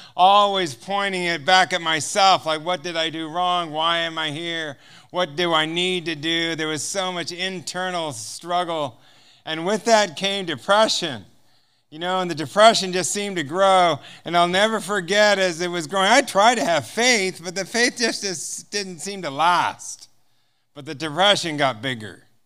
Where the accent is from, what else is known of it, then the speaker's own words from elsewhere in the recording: United States; I'm from America